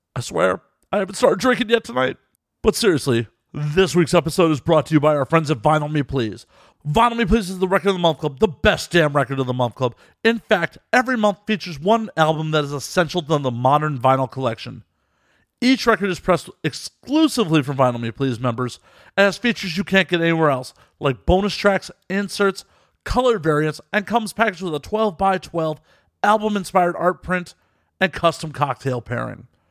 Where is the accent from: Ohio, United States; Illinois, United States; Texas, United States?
Illinois, United States; Chicago; now in Los Angeles, United States; I'm originally from Chicago